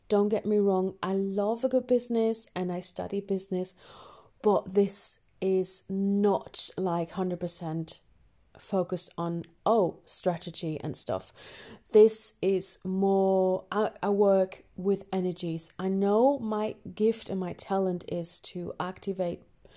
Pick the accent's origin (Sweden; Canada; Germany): Germany; accent: German; Northern English; English is a second language; moved away as an adult; also born or lived in Northern England; now in England, United Kingdom; I was born in Germany